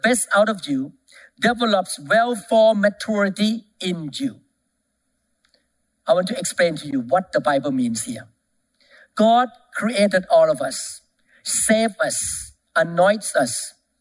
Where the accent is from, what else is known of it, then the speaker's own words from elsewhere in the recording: Thailand; moved away; I came from Thailand